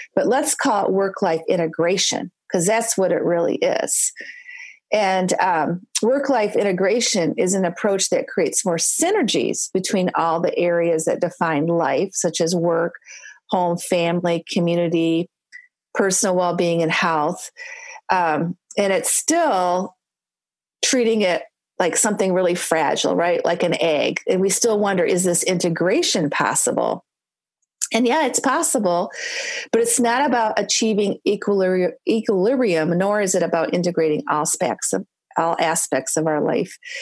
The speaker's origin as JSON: {"language": "English", "region": "Michigan", "country": "United States", "said": "I'm from Michigan."}